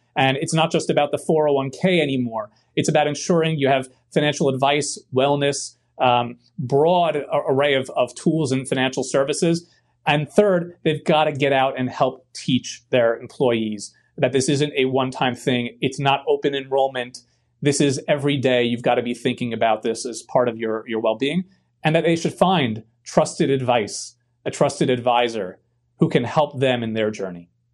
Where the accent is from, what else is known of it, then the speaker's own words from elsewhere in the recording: New York City, New York, United States; moved away; also born or lived in Bronx, New York / Queens, New York; I grew up in Brooklyn, New York, with uh, my grandmother, grandfather, my great grandmother.